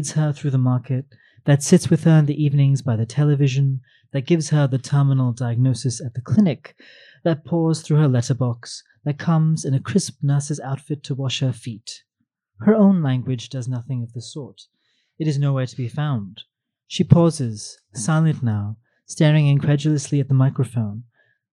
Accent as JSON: {"language": "English", "town": "New York City", "region": "New York", "country": "United States", "tie": "born or raised there", "said": "I grew up in Manhattan and rarely came to Queens"}